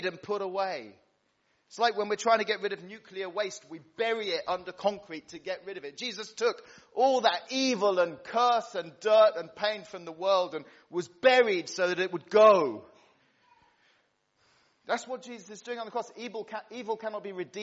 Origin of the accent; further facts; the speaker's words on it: Cyprus; moved away; When I was a kid growing up in Cyprus